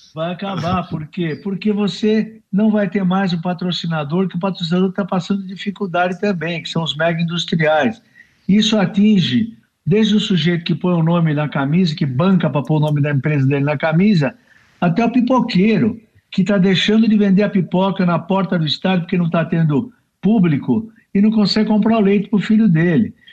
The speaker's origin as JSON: {"language": "Portuguese", "country": "Brazil", "said": "nós somos brasileiros"}